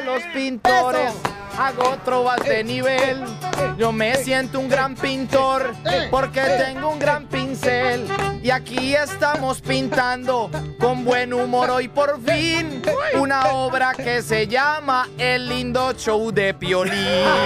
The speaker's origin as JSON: {"language": "Spanish", "town": "Medellín", "region": "Antioquia", "country": "Colombia", "said": "Yo vengo de Medellín"}